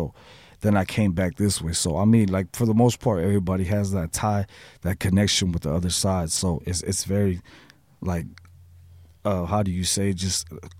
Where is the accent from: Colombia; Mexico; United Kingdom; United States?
Mexico; Guadalajara, Jalisco; Yeah, I'm from, yep, we're from Guadalajara, mm-hmm. But my family resides in Tijuana